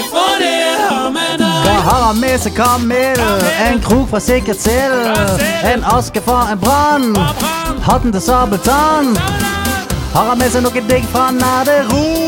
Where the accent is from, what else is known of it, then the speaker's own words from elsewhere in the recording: Bergen, Vestland, Norway; Jeg er fra fuckings Salhus utenfor Åsane.